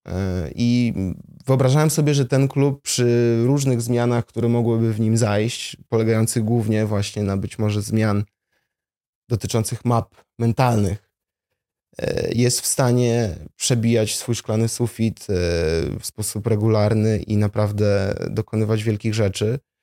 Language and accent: Polish; Warsaw, Masovian Voivodeship, Poland; also born or lived in Jabłonna; Urodziłem się w Warszawie, stąd pochodzę.